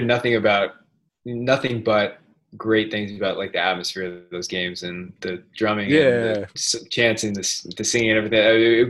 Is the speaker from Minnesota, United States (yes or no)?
no; Sacramento, California, United States; I grew up in Sacramento.